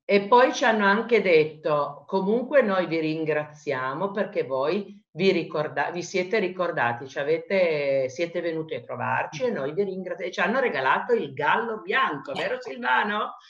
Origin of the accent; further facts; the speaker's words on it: Italy; sono nata in Italia